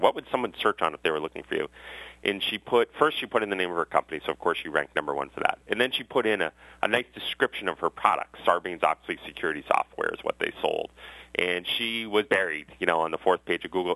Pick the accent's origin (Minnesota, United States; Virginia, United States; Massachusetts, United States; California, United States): Massachusetts, United States; Westwood; I grew up in Westwood, Massachusetts